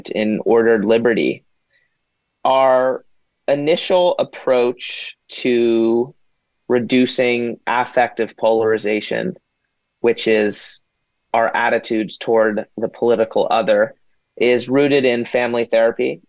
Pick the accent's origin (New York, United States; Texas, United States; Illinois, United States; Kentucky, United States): New York, United States; New York City; I grew up here in New York City.